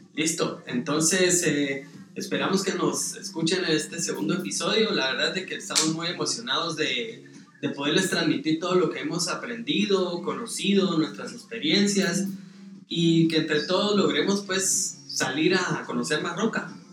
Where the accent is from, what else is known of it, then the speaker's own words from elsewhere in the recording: Guatemala; soy guatemalteco